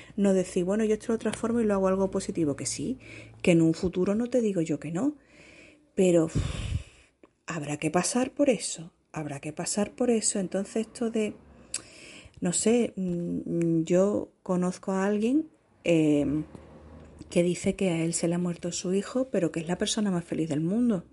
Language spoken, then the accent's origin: Spanish; Spain; accent: southern; se me notará por mi acento que soy